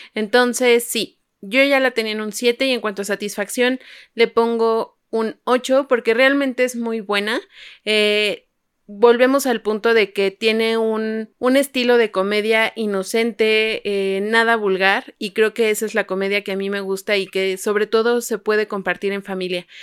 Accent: Mexico; tenemos compatriotas mexicanos

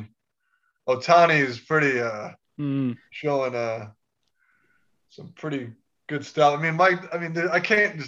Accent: Chicago, Illinois, United States; I'm from Chicago

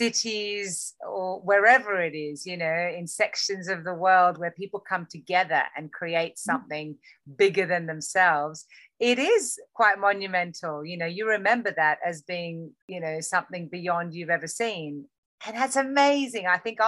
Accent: Australia; moved away; when I was growing up in Australia, we're so influenced by North America there.

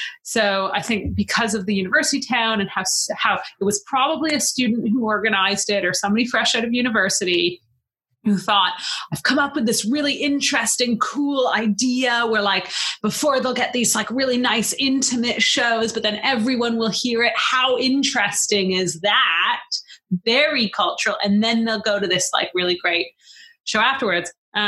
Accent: Canada; now in United Kingdom; So I'm originally from Canada

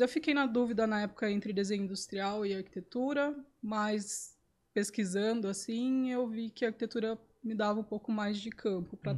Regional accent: Sorocaba, São Paulo, Brazil; eu sou daqui de Sorocaba

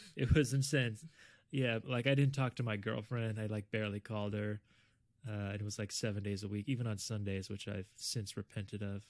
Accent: South Florida, United States; I'm originally from South Florida.

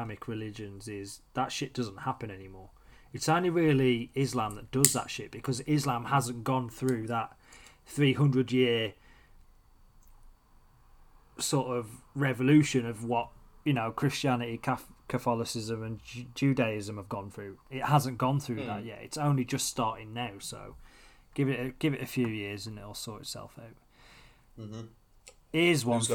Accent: Midlands, United Kingdom; I am from the Midlands

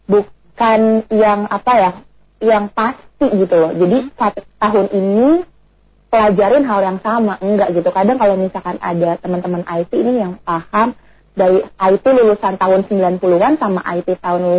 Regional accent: Bogor, West Java, Indonesia; also born or lived in Cibinong; aku lahirnya di Bogor

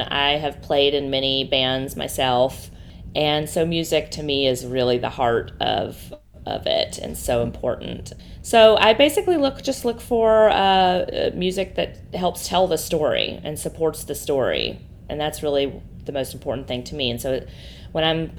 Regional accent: New Orleans, Louisiana, United States; moved away as an adult; also born or lived in Seattle / New York; now in New Orleans, United States; this is my hometown. I'm from here

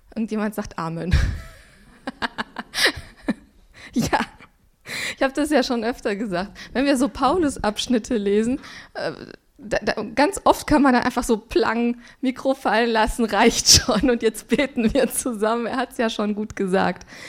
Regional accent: Swabia, Baden-Württemberg, Germany; ich bin im Schwabenland aufgewachsen

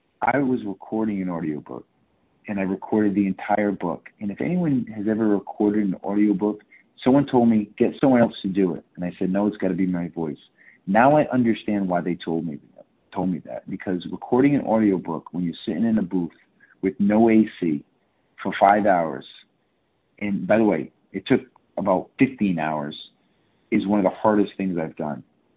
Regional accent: Fall River, Massachusetts, United States; he made a film about my life from growing up in Fall River to the NFL and Miami and anatomy.

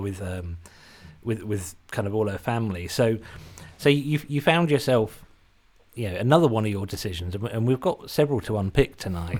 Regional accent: Suffolk, East of England, United Kingdom; accent: Suffolk English; also born or lived in Britain; doesn't have a Suffolk English accent like I do.

